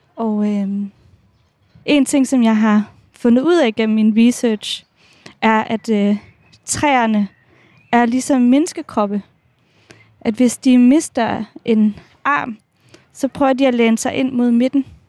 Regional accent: Odense, Southern Denmark, Denmark; jeg er fra Odense

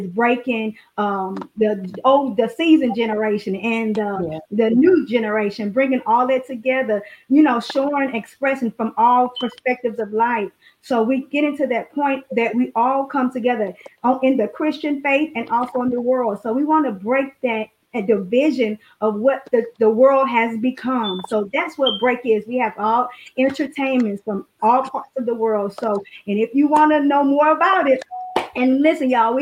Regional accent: St. Louis, Missouri, United States; I'm from St. Louis, Missouri

